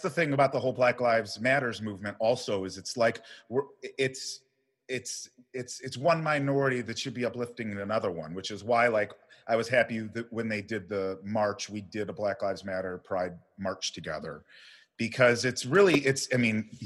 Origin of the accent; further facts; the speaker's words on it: Midwest, United States; moved away as an adult; now in Los Angeles, United States; Growing up in the Midwest